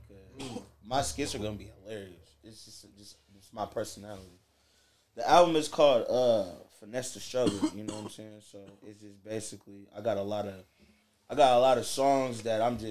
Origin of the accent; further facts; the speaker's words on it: Indiana, United States; moved away; Like, I'm not from out here. I'm from Indiana